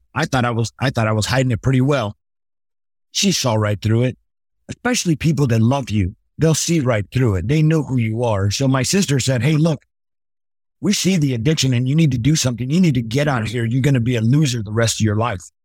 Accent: Los Angeles, California, United States; born or raised there

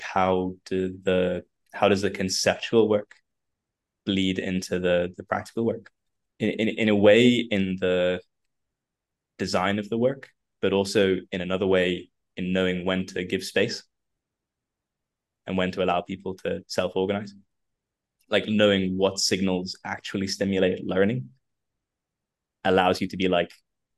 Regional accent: London, United Kingdom; moved away as an adult; now in Croatia; So I live out in Croatia. I'm from London, but I got married and moved out here a little while ago.

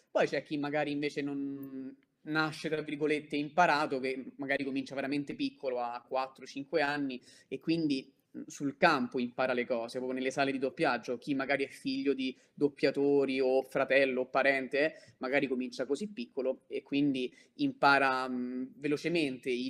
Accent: Rome, Lazio, Italy; In questo caso ora sto parlando liberamente, quindi si sente che sono di Roma, però quando sto a Leggio non posso farlo sentire

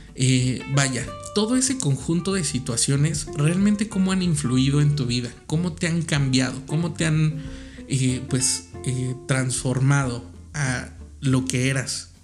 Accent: Mexico; tal como somos los mexicanos

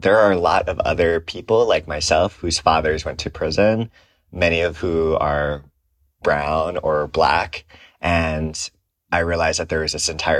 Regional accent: Aiea, Hawaii, United States; now in San Francisco, United States; I am originally from Hawaii. I grew up in a small town called Aiea, which used to be all sugar plantations.

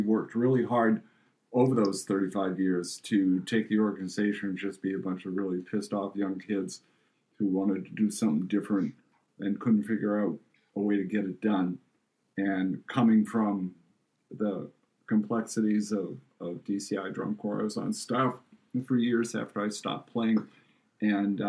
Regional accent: Charlestown, Massachusetts, United States; my hometown

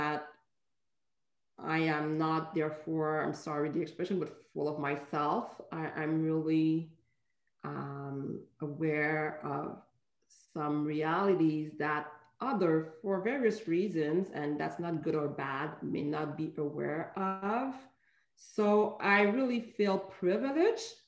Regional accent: Montreal, Quebec, Canada; I was born in Montreal, raised in Montreal

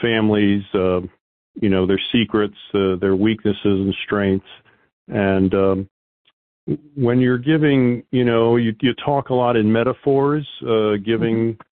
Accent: United States; we had a lot of extended family in New Jersey and Philadelphia as we grew up outside of Washington.

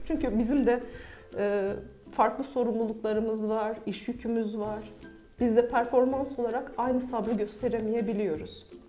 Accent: Akşehir, Konya, Turkey; also born or lived in Mersin; 1980 Mersin doğumluyum. İlk okulumu Mersin'de okudum. Ortaokulu ve liseyi Konya Akşehir'de tamamladım.

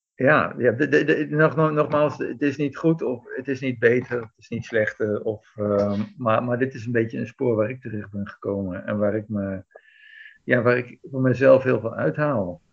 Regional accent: Netherlands; moved away as an adult; also born or lived in Belgium; now in Greece; als Nederlander, als Nederlandse bergbeklimmer

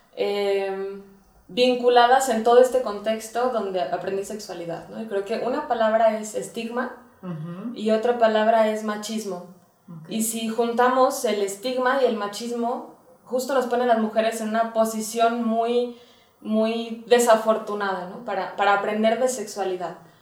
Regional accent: Guadalajara, Jalisco, Mexico; yo soy de Guadalajara

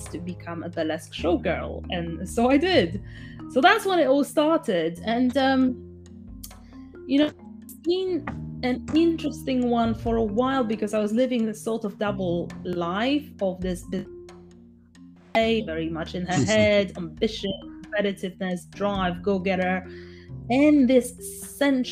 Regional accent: Poland; I grew up in Poland

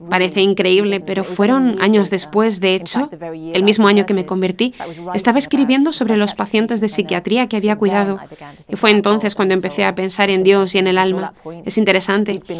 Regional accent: England, United Kingdom; also born or lived in near Rome; now in Italy; Soy inglesa, poeta.

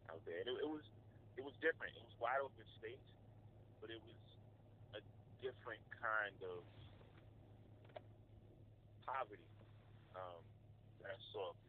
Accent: New York City, New York, United States; Red Hook was it was rough, man. I mean, it, it, it's funny, but it was it was love. So you never really know um, that you're you know poor or, or that you're around poor people when it's family.

